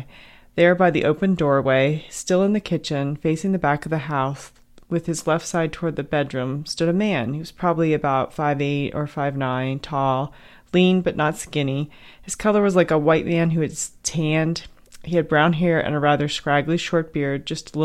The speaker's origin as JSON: {"language": "English", "country": "United States", "said": "I'm American"}